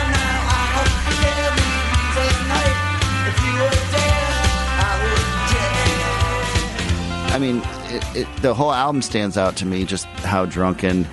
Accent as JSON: {"language": "English", "town": "Minneapolis", "region": "Minnesota", "country": "United States", "tie": "born or raised there", "said": "I grew up in Minneapolis"}